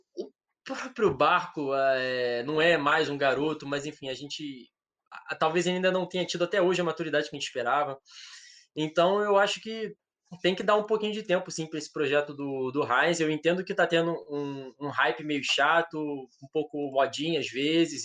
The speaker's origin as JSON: {"language": "Portuguese", "region": "Rio de Janeiro", "country": "Brazil", "said": "eu sou do Rio"}